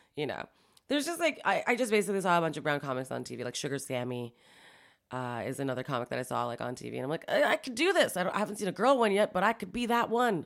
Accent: Toronto, Ontario, Canada; also born or lived in Montreal; I was born in Montreal. I moved here when I was about seven or eight. here being Toronto

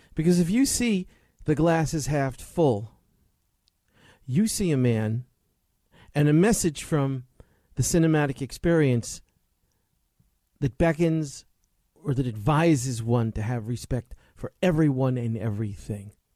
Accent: New York, United States; I remember as a little boy growing up in New York

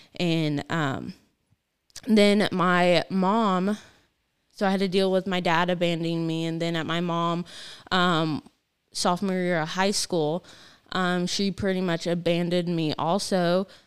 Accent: Gilman, United States; I grew up in Gilman

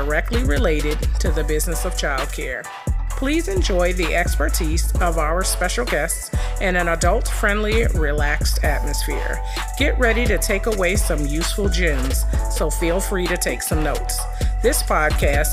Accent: Chicago, Illinois, United States; moved away; I grew up in Chicago when I was little

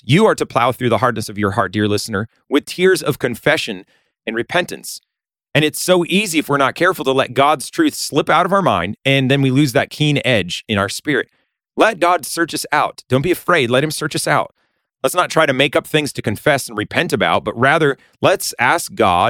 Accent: Massachusetts, United States; When I was younger, I grew up in Western Massachusetts, and we tried to make a garden.

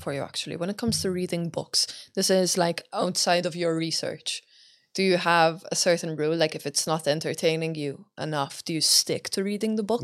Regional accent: Malta; now in Dublin, Ireland; I come from Malta

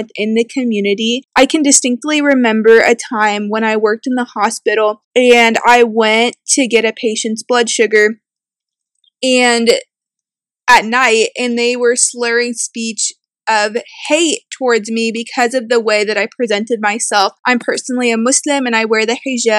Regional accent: Evansville, Indiana, United States; I grew up in Evansville and I was born and raised here too.

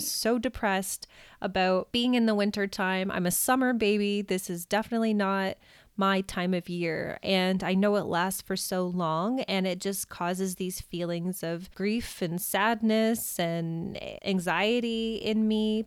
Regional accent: Canada; as a Canadian

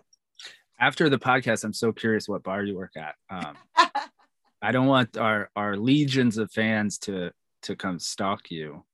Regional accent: New York, United States; I'm from New York

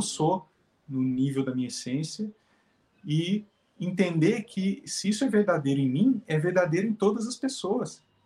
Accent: Jacareí, São Paulo, Brazil; now in São José dos Campos, Brazil; Moro aqui em São José dos Campos, São Paulo. Sou de Jacareí, que é a cidade vizinha aqui

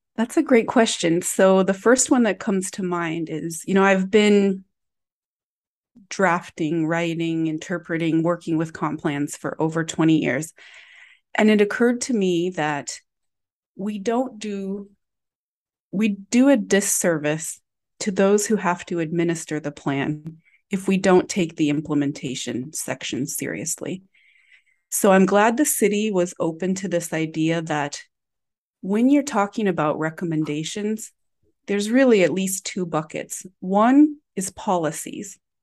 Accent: Galesburg, Illinois, United States; now in Chicago, United States; my hometown of Galesburg, Illinois

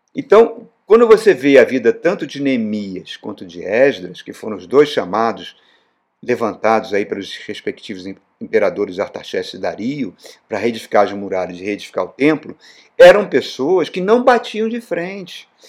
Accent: Brazil; Nós, como brasileiros

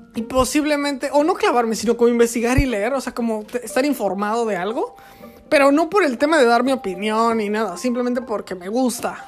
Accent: Querétaro, Mexico; moved away; yo vivo en Querétaro, o bueno, viví en Querétaro, o soy de Querétaro, que es en México

